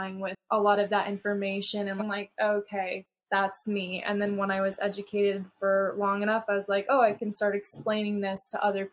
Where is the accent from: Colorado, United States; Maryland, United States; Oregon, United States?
Colorado, United States; I grew up in Colorado